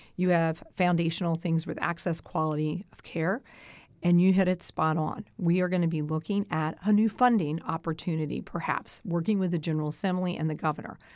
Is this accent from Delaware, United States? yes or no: yes; Sussex County, Delaware, United States; I was raised in Sussex.